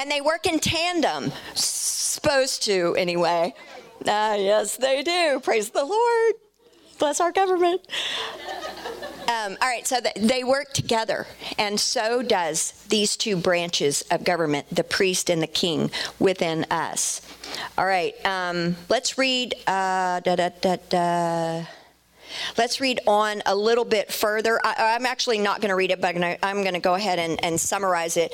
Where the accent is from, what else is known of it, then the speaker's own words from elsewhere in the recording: Dallas, Texas, United States; I'm from Dallas, so I say Melchizedek